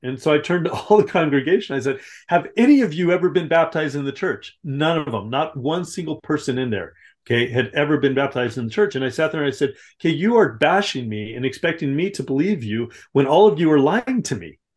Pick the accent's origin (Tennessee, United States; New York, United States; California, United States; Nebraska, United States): California, United States; Southern; grew up in Southern California